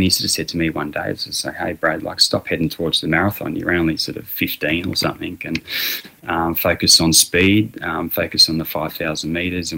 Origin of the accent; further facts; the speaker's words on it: Wagga Wagga, New South Wales, Australia; also born or lived in Temora; I was born in Tamora, which is about 100k down the road from here, and grew up in Wagga